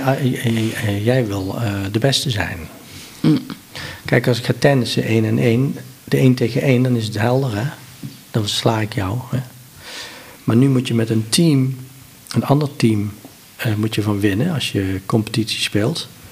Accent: Helmond, North Brabant, Netherlands

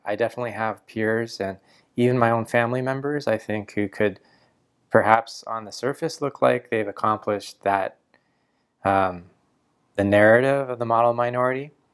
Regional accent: Canada; I was born in Canada

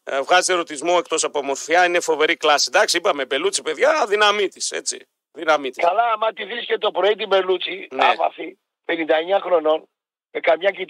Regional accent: Athens, Attica, Greece; είμαι αδερφέ, από Αθήνα.

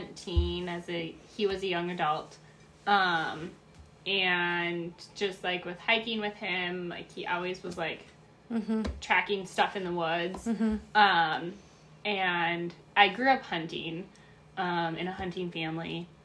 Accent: Wisconsin, United States; I'm from Wisconsin

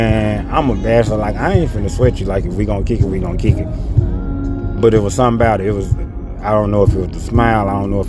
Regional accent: Memphis, Tennessee, United States; I'm from Memphis as well

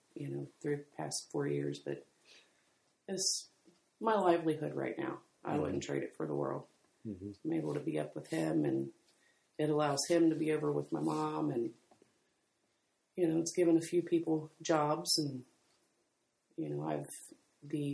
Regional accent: Springdale, Ohio, United States; we grew up in Springdale

